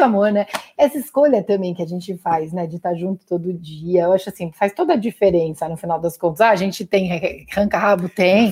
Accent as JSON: {"language": "Portuguese", "town": "Guarulhos", "region": "São Paulo", "country": "Brazil", "tie": "born or raised there", "also_born_or_lived": "Auroville, India", "moved": "as an adult", "said": "sou da ZL, tamo junto, Guarulhense, nasci em Guarulhos, mano, tamo junto, sou ZL"}